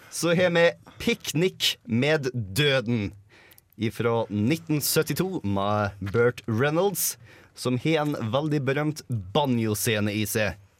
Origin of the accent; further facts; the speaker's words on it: Møre og Romsdal, Norway; jeg er romsdaling